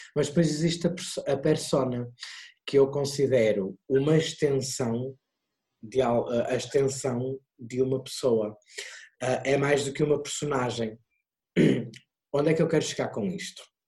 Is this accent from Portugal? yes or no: yes; Porto, Norte, Portugal; eu sou do Porto, uh, nasci no Porto, os meus pais vivem em Águas Santas